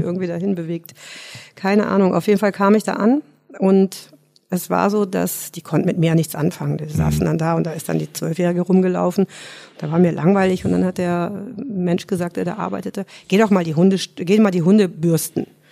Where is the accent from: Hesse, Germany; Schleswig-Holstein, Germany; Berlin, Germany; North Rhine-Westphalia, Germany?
North Rhine-Westphalia, Germany; between Cologne and Düsseldorf; moved away as an adult; now in Munich, Germany; ich komme aus Nordrhein-Westfalen